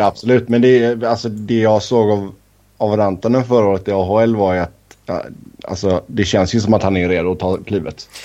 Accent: Sweden; moved away as an adult; now in Cincinnati, United States; jag var hemma i Sverige en sväng

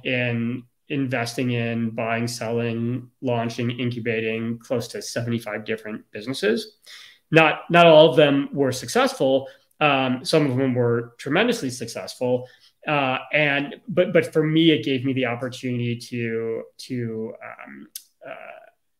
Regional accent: Chicago, Illinois, United States; I grew up in Chicago and during the Michael Jordan era

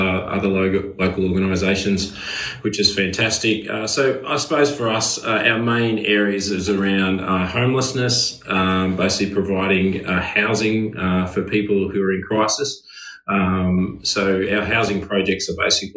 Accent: Wagga Wagga, New South Wales, Australia; moved away as an adult; now in Sutherland Shire, Australia; And live in the Shire. Been here for 20 years, originally from Wagga Wagga, so from a country boy

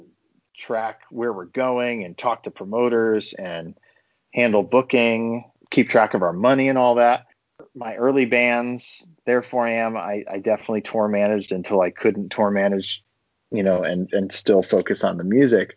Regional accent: Connecticut, United States; moved away as an adult; also born or lived in Boston / Los Angeles; I grew up in Connecticut in the States

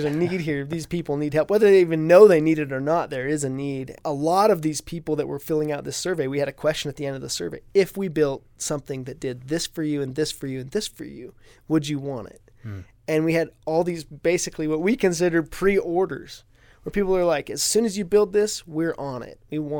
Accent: Ridgefield, Washington, United States; I grew up in Ridgefield, Washington, a small town just north of Portland, Oregon, a little ways.

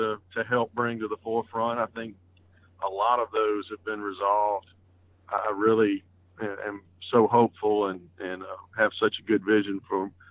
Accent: South Mississippi, United States; I grew up in South Mississippi

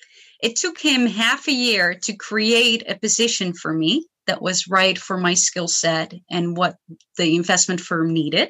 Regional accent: Netherlands; I come from the Netherlands.

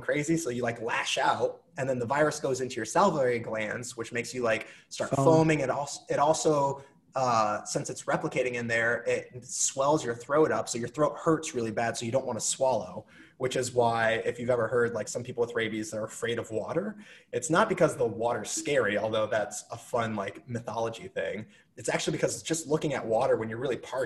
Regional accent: United States; moved away; back where I grew up near Iowa

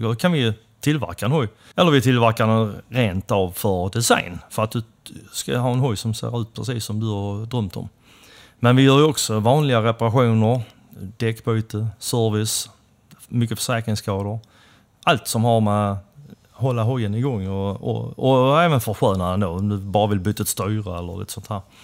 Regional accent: Helsingborg, Skåne, Sweden; första adressen, men det är ju mitt inne i stan i alla fall, Helsingborg. tillhör väl Gustav Adolfs församling där. Så Sen blev det väl uppväxten var väl mer eller mindre Sofieberg

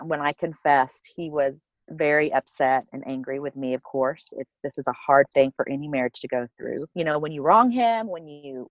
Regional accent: Oklahoma, United States; accent: Oklahoman; now in Colorado, United States; I'm originally from Oklahoma. So if you hear an accent, it's an Oklahoman accent. I'm a total Okie.

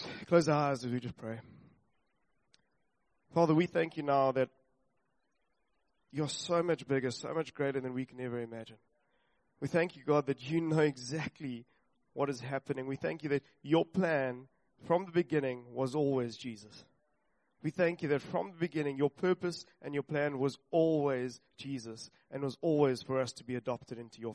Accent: Johannesburg, Gauteng, South Africa; I was born in Johannesburg, Gauteng. Yes, a place of gold or gangster's paradise. Either one. But I was born there, grew up there for a couple of years

